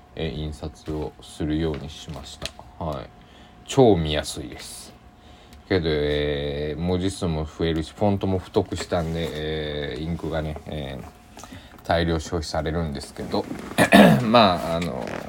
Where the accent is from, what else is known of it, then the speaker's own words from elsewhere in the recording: Kochi, Japan; 僕の地元の高知県